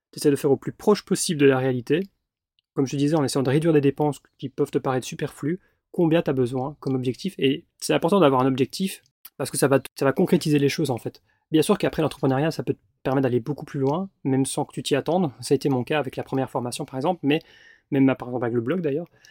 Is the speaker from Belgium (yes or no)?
yes; Belgium; moved away as an adult; j'ai dû squatter chez ma maman, parce que bah, j'avais pas de chez moi en Belgique